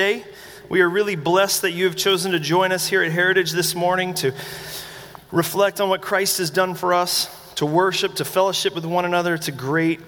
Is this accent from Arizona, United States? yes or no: no; North Carolina, United States; I was born in the Bible Belt in North Carolina